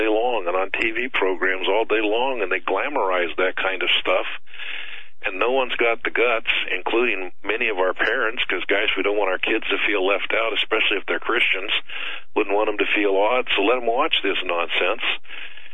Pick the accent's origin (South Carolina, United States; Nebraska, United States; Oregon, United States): Nebraska, United States; I was born in Nebraska